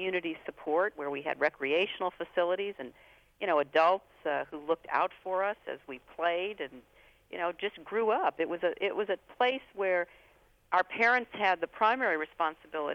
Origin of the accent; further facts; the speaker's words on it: Midwest, United States; moved away; I grew up in the Midwest